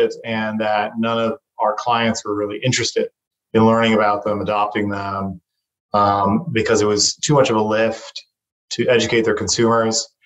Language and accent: English; Taiwan; moved away; also born or lived in United States / China; I was born and raised in Taiwan